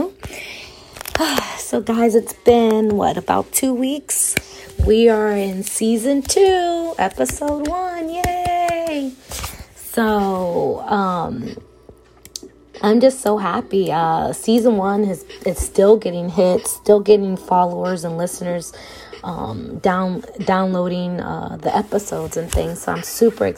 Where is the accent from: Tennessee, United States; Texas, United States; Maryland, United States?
Maryland, United States; Gaithersburg; moved away as an adult; now in West Virginia, United States; I am from Gaithersburg, Maryland